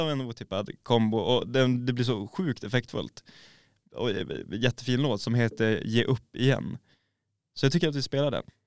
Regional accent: Norrland, Sweden; Som norrlänning

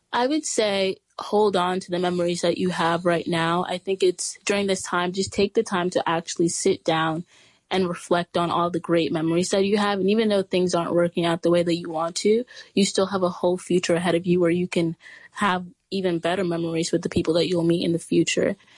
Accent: New York City, New York, United States; I'm from Brooklyn, New York, and I go to the Chapin School on the Upper East Side.

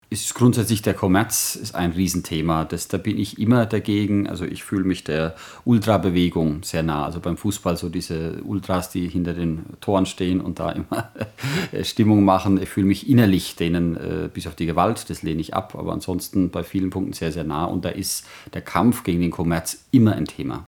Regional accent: Germany; als, als Deutsche

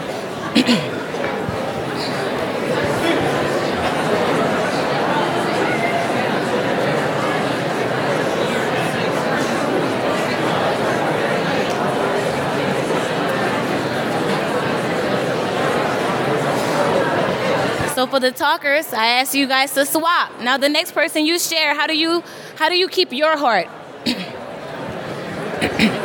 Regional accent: Louisiana, United States; moved away as an adult; now in Minnesota, United States; I'm from Louisiana, born and raised. I've been here for almost 4 years

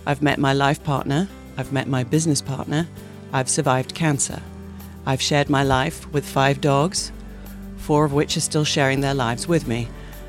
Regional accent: United Kingdom; moved away as an adult; now in Portland, United States; I am a British-American advertising executive. I came to the Pacific Northwest in 1992 on an adventure. At the time, I couldn't put Oregon on a map.

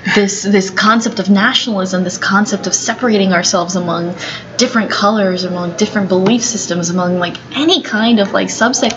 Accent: San Francisco, California, United States; I was born here in the United States. I was born here in San Francisco

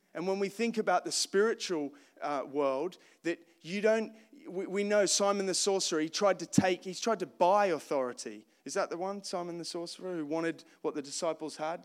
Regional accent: Australia; moved away as an adult; I grew up in Australia, uh, born in nineteen eighty-seven

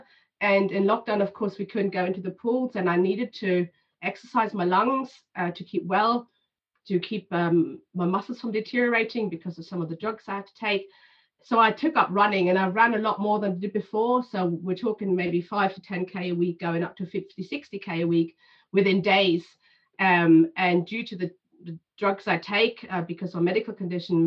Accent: Germany; I was born in 82 in Germany

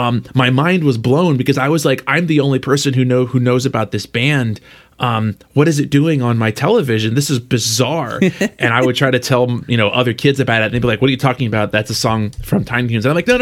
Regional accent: Philadelphia, Pennsylvania, United States; I grew up in Philly.

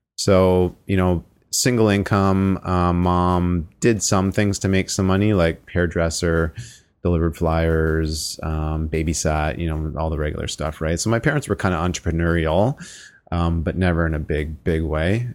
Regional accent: Sarnia, Ontario, Canada; born and raised in Sarnia, Ontario

